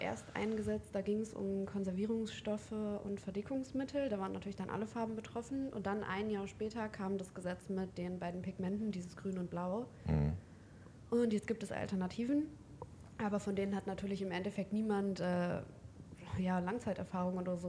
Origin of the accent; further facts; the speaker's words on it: Hildesheim, Lower Saxony, Germany; Ich bin 25 Jahre alt. Ich komme aus Hildesheim.